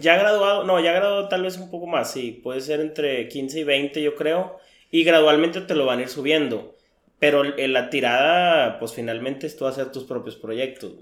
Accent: Mexico; como mexicano

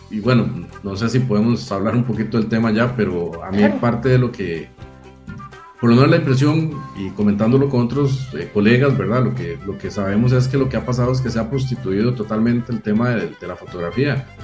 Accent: Cartago, Costa Rica; Bueno, yo soy eh, costarricense, eh, vivo y siempre he vivido en la provincia de Cartago

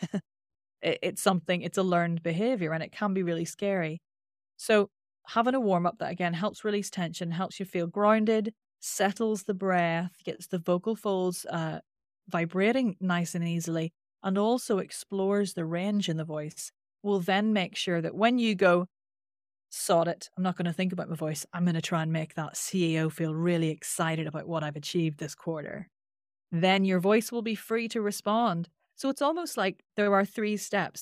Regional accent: Northern Ireland, United Kingdom; accent: Northern Irish; my Northern Irish accent is quite nasal

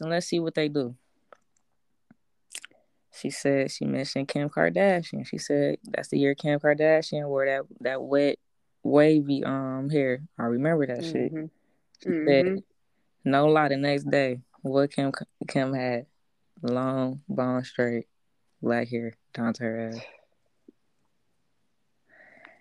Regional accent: Detroit, Michigan, United States; I'm from Detroit

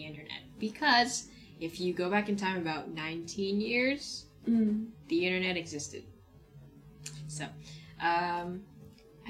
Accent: China; moved away; I grew up in China

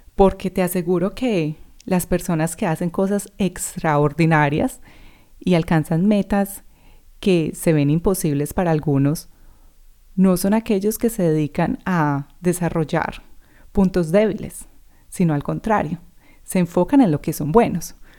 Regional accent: Medellín, Antioquia, Colombia; first language Spanish; moved away as an adult; also born or lived in New Zealand; now in Australia; haya estado conmigo en EAFIT o en el colegio, en clase conmigo

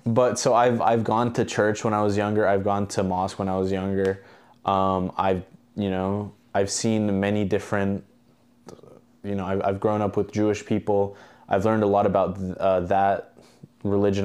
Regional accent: Albania; moved away; I'm actually from Albania

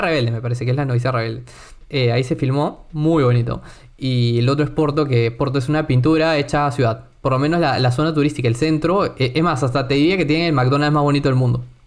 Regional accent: Lima, Peru; first language Spanish; al ser limeño

